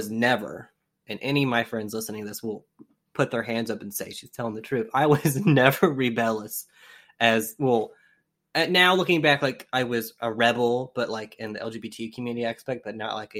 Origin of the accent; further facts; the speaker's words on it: Augusta, Georgia, United States; moved away as an adult; I was born in Augusta, Georgia